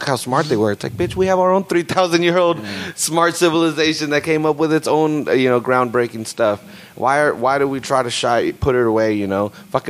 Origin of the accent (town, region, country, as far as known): Salinas, California, United States; born or raised there